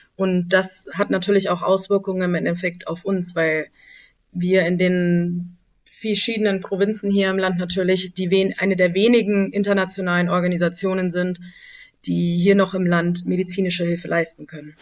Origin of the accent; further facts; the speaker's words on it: Germany; moved away as an adult; now in Lashkar Gah, Afghanistan; bei uns in Deutschland